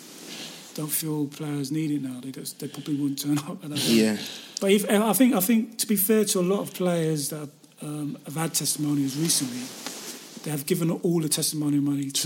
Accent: London, United Kingdom; I was born in London. I wanted to live in and around London

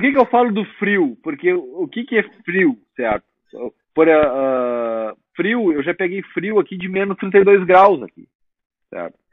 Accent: Rio Grande do Sul, Brazil; moved away as an adult; now in United States; nós, gaúchos

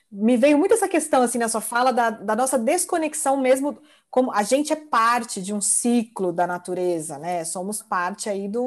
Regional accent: São Paulo, Brazil; Eu sou de São Paulo, tá um calor insuportável.

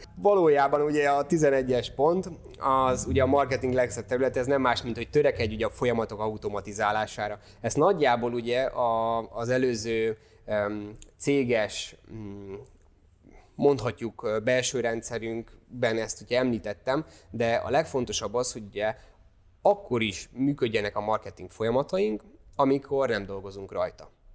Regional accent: Hungary; nyilván be se tudjuk magyarként ezt fogadni

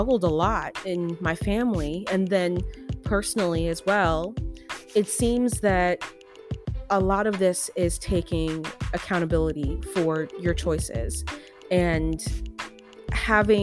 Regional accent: United States; I'm an American.

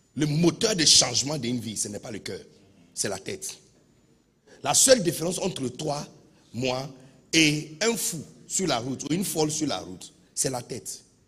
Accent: Accra, Greater Accra, Ghana; French is a second language; now in Côte d'Ivoire; je suis né de bidonville d'Accra

